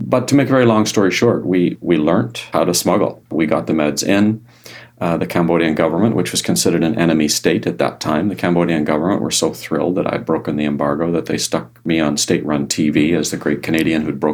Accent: Ireland; I'm Irish

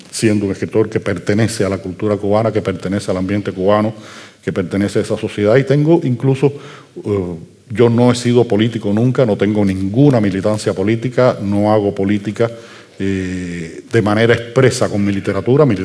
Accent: Basque Country, Spain; now in Cuba; no, es que además yo soy vasco.

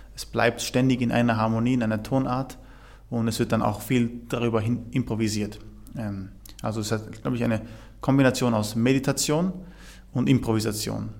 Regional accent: Vorarlberg, Austria; moved away; also born or lived in Basel; ich bin ja in Vorarlberg aufgewachsen

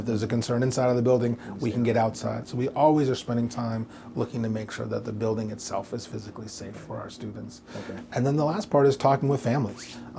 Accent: New York, United States; I came from New York, and so in an urban environment, that was a little different.

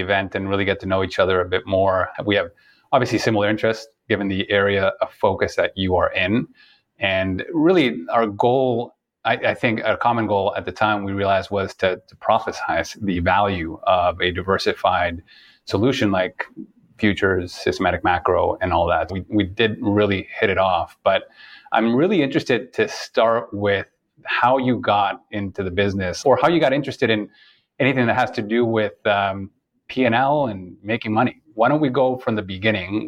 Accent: Toronto, Ontario, Canada; moved away; I'm originally from Toronto

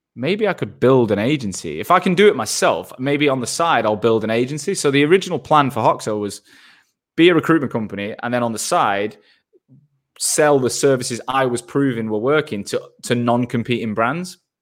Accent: Manchester, North West England, United Kingdom; moved away as an adult; also born or lived in Australia / London; I'm from Manchester and I live there n, I'm back in Manchester now

